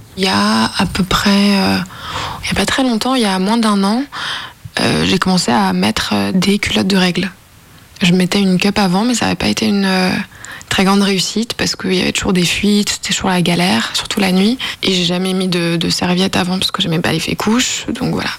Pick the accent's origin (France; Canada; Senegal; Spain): France; Lyon, Auvergne-Rhône-Alpes; now in Nanterre, France; j'ai 24 euh, ans, je viens de Lyon, mais maintenant j'habite euh, en région parisienne à Nanterre